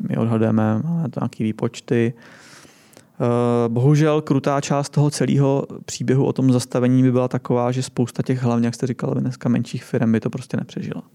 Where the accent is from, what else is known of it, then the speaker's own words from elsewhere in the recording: Czechia; my jsme tady už jako fakt byrokraticky zkostnatělá země